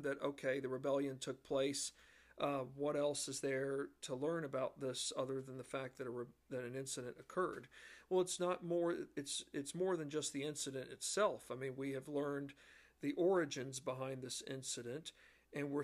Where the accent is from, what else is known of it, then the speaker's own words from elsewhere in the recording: Virginia, United States; I'm from Virginia and still live in the great state of Virginia